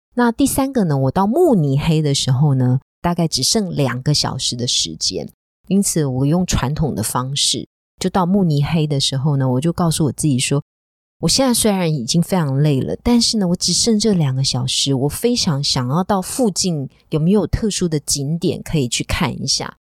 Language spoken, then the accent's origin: Chinese; Taiwan; 我们台湾人